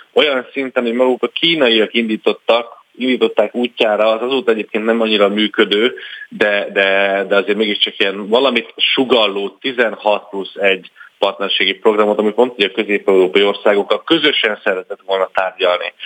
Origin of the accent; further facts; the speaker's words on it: Hungary; európaiként, magyarként